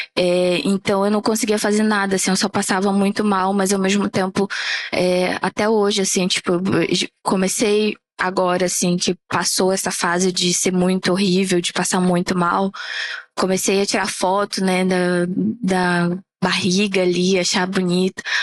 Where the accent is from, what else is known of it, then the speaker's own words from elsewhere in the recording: Amapá, Brazil; E eu sou uma mulher negra da região norte, sou lá do Amapá.